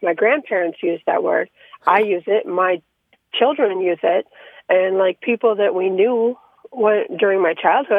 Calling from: Ishpeming, Michigan, United States; I'm calling from Ishpeming, Michigan.

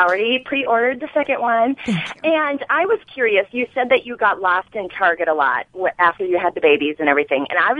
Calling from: Minnesota, United States; I'm calling from Minnesota

